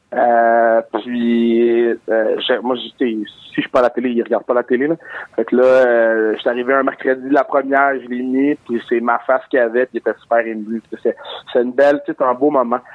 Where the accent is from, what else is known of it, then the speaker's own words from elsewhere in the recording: Montreal, Quebec, Canada; je viens de Montréal